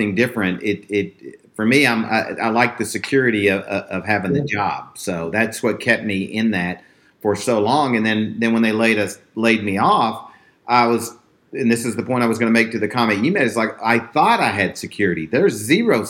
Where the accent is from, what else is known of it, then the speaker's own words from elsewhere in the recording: Texas, United States; I grew up in Texas. I live like 5 minutes from where I grew up.